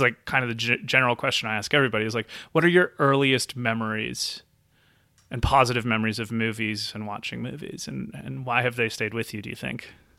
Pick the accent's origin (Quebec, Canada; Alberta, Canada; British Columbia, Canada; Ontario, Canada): British Columbia, Canada; Nelson; moved away as an adult; I have recently moved back to my hometown of Nelson, B C